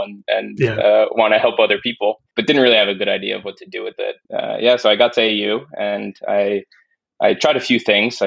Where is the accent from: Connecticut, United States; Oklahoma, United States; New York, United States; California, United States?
New York, United States; also born or lived in Spain; born in Spain. My father's Spanish, my mother's American, so born there, but spent most of my time growing up in New York.